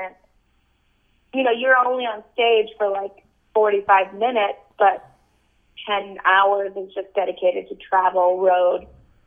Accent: United States; I'm American

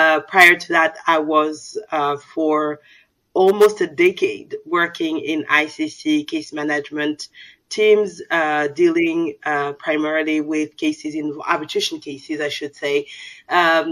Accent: France; first language Soninke; English is a second language; also born or lived in San Francisco, California; So I'm a Malian French. I'm from traditional, I would say, Malian family. I grew up in France.

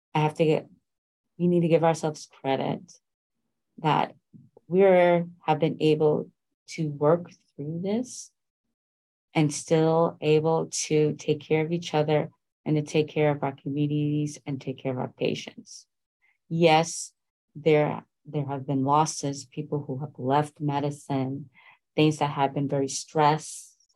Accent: New York, United States; I was raised in New York

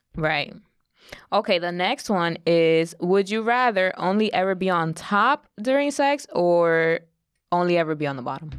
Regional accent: New York, United States; growing up in New York

